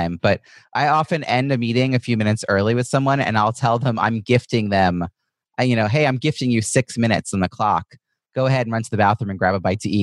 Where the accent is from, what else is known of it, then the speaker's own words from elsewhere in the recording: Long Island, New York, United States; moved away; I'm originally from Long Island, so I know a lot of people in the area from my family